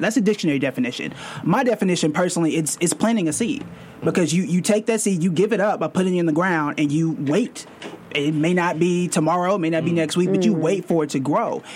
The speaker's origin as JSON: {"language": "English", "town": "Tulsa", "region": "Oklahoma", "country": "United States", "tie": "born or raised there", "moved": "yes", "lives_now": "New York City, United States", "said": "I'm born and raised in Tulsa, Oklahoma, complete opposite of New York City"}